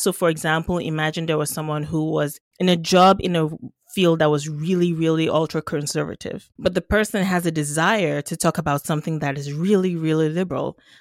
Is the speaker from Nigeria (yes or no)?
yes; Nigeria; now in Canada; I'm Nigerian by birth, uh, Canadian by adoption